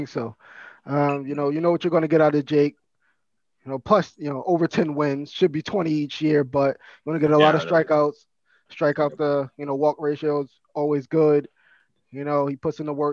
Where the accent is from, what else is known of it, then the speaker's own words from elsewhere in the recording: New York City, New York, United States; growing up in Queens